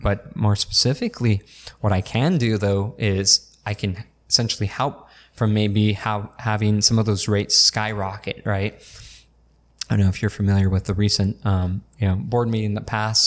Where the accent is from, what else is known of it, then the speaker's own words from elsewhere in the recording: El Centro, California, United States; also born or lived in Brawley; I grew up in North Al Centro, um, right behind Big Five until sixth grade